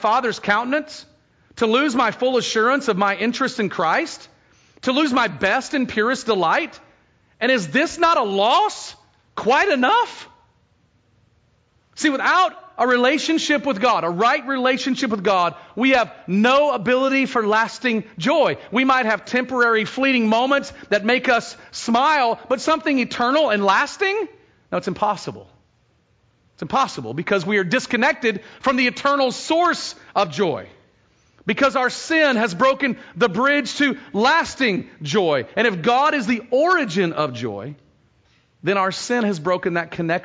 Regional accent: Texas, United States; now in Oregon, United States; as a Texan

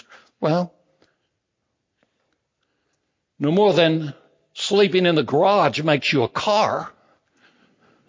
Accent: Big Spring, Texas, United States; I was born out in Big Spring, Texas

